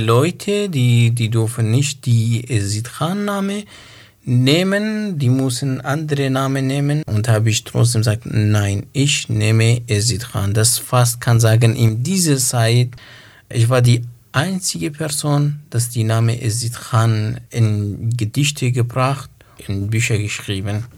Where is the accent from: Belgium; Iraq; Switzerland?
Iraq; German is a second language; moved away as an adult; also born or lived in Dohuk, Iraq; now in Göppingen, Germany; Ich bin 88 im Irak geboren. Dort habe ich Schule besucht und Abitur abgeschlossen